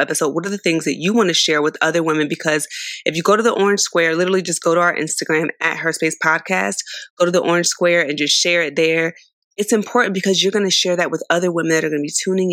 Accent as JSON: {"language": "English", "town": "San Diego", "region": "California", "country": "United States", "tie": "born or raised there", "also_born_or_lived": "Philadelphia, Pennsylvania", "said": "I was born in Philly, raised in San Diego"}